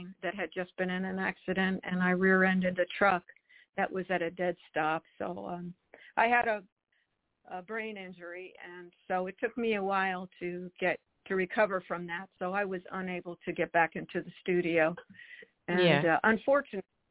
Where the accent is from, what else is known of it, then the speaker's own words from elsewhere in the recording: New Jersey, United States; now in Charlotte, United States; I was born and raised in New Jersey